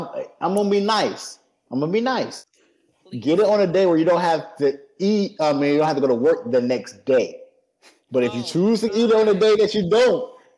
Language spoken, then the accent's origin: English; Midwest, United States; No, I'm from the Midwest.